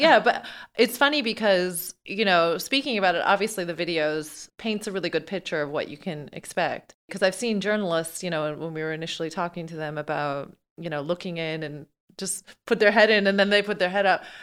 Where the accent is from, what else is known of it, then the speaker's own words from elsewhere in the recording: Newfoundland and Labrador, Canada; I'm from Newfoundland, you know, like North Atlantic and stuff